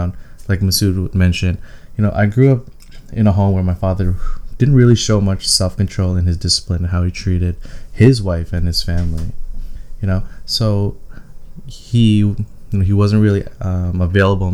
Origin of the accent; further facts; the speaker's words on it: Toronto, Ontario, Canada; I was born and raised in Toronto.